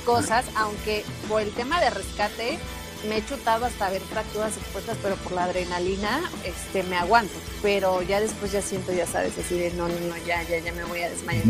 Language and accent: Spanish; Veracruz, Mexico; soy, jarocha, entonces se me sale